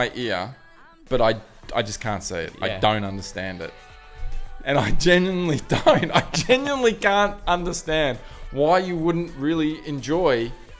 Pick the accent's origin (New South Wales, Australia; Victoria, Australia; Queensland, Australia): New South Wales, Australia; born there; So that's why, and the fact that I was born on the Northern Beaches.